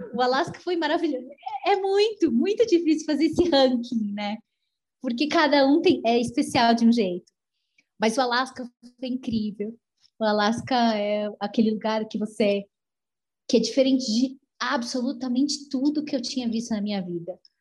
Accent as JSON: {"language": "Portuguese", "region": "São Paulo", "country": "Brazil", "moved": "as an adult", "said": "eu sou de São Paulo"}